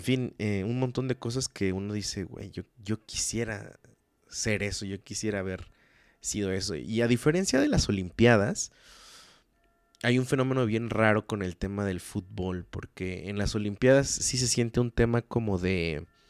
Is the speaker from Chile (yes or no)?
no; Mexico; como mexicanos